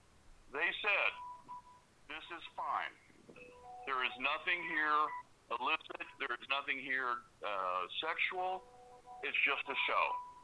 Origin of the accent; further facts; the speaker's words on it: Pasadena, Texas, United States; I grew up in Pasadena, Texas.